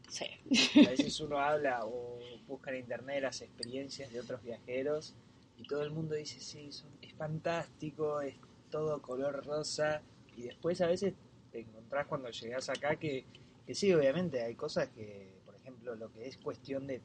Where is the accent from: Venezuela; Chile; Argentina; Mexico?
Argentina; moved away as an adult; now in New Zealand; soy de Argentina y llevo tres meses acá en Nueva Zelanda.